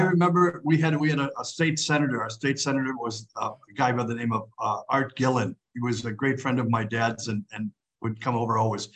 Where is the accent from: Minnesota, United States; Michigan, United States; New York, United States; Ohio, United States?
Minnesota, United States; St. Paul; moved away as an adult; also born or lived in Green Bay / Rome; I was born on August 16th in 1950 in St. Paul, Minnesota